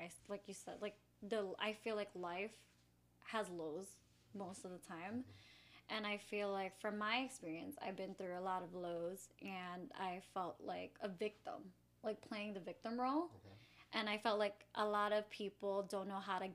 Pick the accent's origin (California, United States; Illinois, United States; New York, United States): Illinois, United States; Chicago; I'm from Chicago, of course, and I'm a preschool teacher